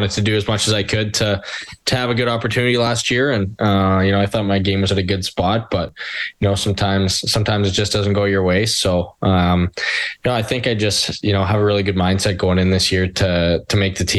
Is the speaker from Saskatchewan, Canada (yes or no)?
no; Edmonton, Alberta, Canada; growing up in the Edmonton area